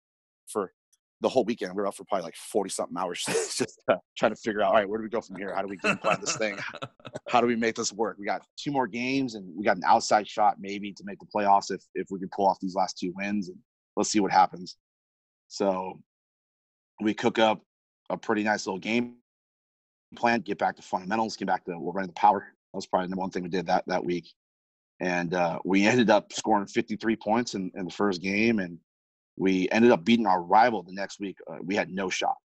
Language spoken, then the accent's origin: English; Gilroy, California, United States; I grew up in Northern California, played for a little high school. It's known as the garlic capital of the world, Gilroy, California here